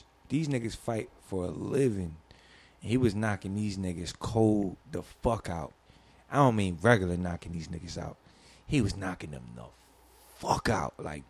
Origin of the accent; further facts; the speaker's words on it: Philadelphia, Pennsylvania, United States; I'm from West Philly, and we in North Philly